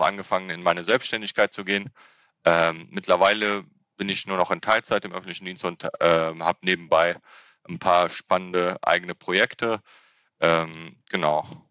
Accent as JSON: {"language": "German", "town": "Frechen", "region": "North Rhine-Westphalia", "country": "Germany", "tie": "born or raised there", "also_born_or_lived": "Cologne", "said": "ich bin in Köln geboren"}